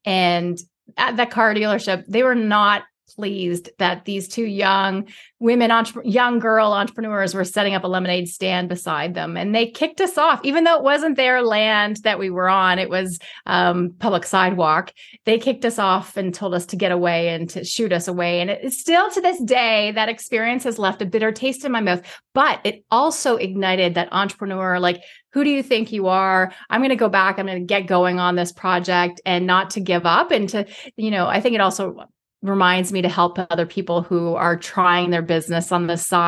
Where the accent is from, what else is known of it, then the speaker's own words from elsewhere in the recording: Toronto, Ontario, Canada; Where I grew up in Toronto, in inner city Toronto, before being in downtown was really super cool.